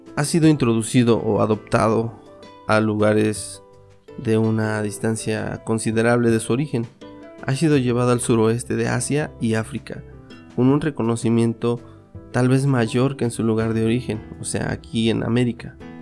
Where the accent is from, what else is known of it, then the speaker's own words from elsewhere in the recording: Mixteca, Mexico; en mi tierra